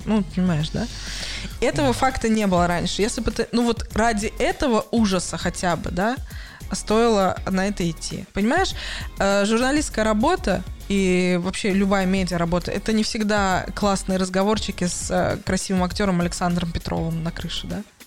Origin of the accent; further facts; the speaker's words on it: Russia; now in Hamburg, Germany; я из России